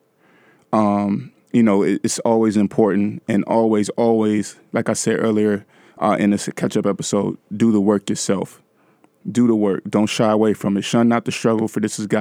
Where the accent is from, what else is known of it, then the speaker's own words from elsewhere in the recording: California, United States; one of the homes that I grew up in California